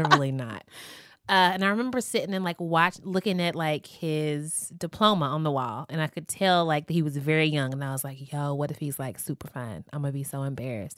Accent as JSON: {"language": "English", "town": "Louisville", "region": "Kentucky", "country": "United States", "said": "I'm from Louisville, Kentucky"}